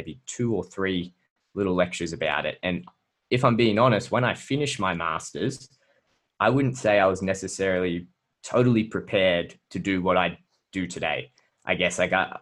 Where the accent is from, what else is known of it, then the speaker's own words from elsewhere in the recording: Brisbane, Queensland, Australia; we're from the same city, right? We're from Brisbane.